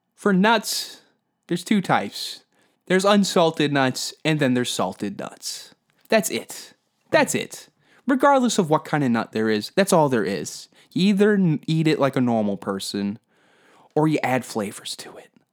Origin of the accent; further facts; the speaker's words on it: Canada; Because that's where we are in Canadian culture.